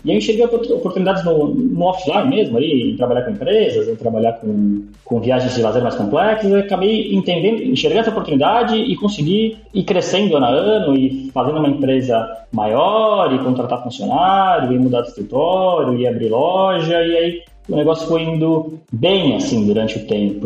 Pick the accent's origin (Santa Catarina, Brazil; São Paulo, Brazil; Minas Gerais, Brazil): São Paulo, Brazil; now in Portugal; Eu sou de São Paulo, da capital, da zona leste, do Belenzinho, depois eu mudei pra Moca